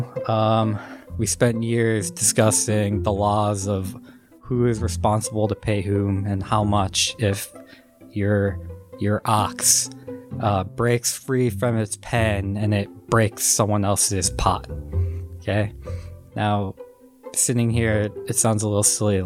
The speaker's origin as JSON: {"language": "English", "town": "Minneapolis", "region": "Minnesota", "country": "United States", "tie": "born or raised there", "said": "So I'm originally from Minneapolis, Minnesota. I grew up there"}